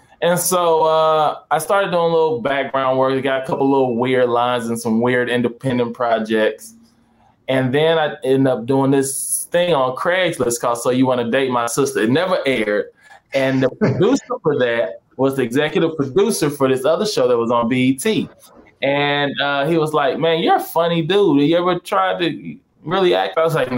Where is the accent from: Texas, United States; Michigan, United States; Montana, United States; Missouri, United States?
Missouri, United States; St. Louis; moved away as an adult; now in California, United States; I'm originally from St. Louis